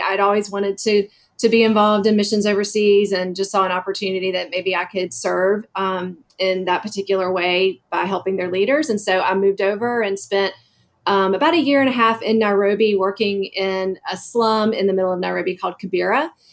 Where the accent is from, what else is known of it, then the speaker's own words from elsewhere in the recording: Dublin, Georgia, United States; moved away as an adult; also born or lived in Washington, D.C.; I grew up in a small town in Georgia, Dublin, Georgia, right in the middle of the state